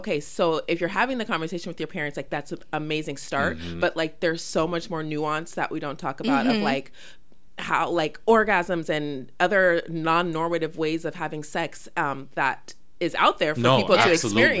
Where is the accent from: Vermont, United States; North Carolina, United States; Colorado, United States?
Colorado, United States; I grew up in Colorado